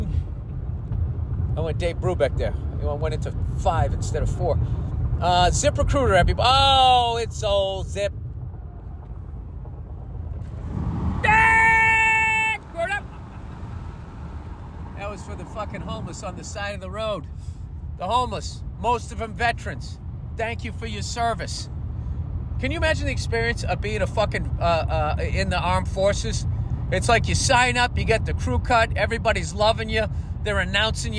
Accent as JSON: {"language": "English", "town": "Boston", "region": "Massachusetts", "country": "United States", "tie": "born or raised there", "said": "I grew up in Boston"}